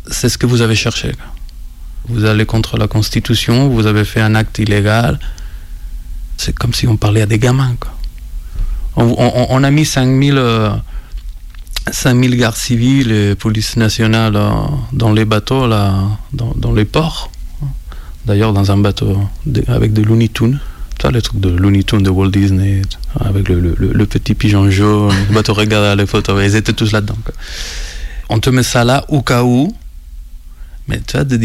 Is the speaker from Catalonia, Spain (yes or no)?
yes; Barcelona, Catalonia, Spain; French is a second language; moved away as an adult; now in Lyon, France; Je viens de Barcelone. Ça fait 10 ans. Je suis déjà à Lyon. Rencontre. Je suis un électeur étranger, comme on dit. Étranger d'étrange, parce que je ne peux pas voter en France.